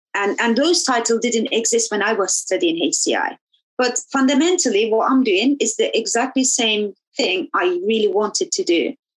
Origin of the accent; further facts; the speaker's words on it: Turkey; now in London, United Kingdom; I grew up in in Turkey